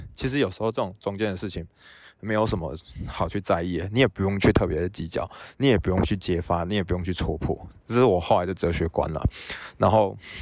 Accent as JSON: {"language": "Chinese", "region": "Tainan", "country": "Taiwan", "moved": "as an adult", "lives_now": "Australia", "said": "我是台南人"}